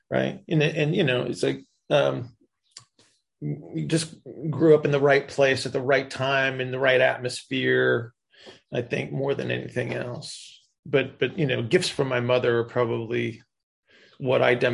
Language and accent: English; Indiana, United States; yeah. and raised.